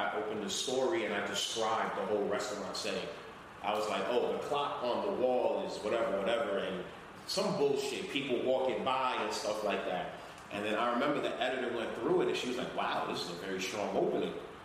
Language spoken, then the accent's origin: English; Haiti; accent: Caribbean; English is a second language; moved away; I know I don't speak English perfectly. I'm from Haiti